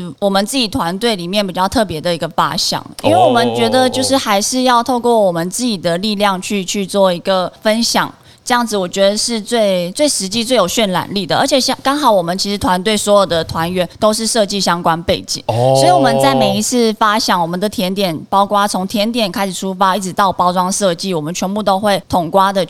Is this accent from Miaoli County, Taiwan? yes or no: yes; Miaoli County, Taiwan; moved away; 回来自己的家乡以后，所以才会在去年的时候就推出以苗栗十八乡镇为主题。